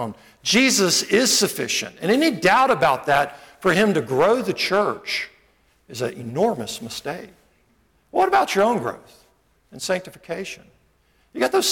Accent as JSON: {"language": "English", "country": "United States", "also_born_or_lived": "Montgomery", "said": "I love being American. You know, I'm so glad I live here."}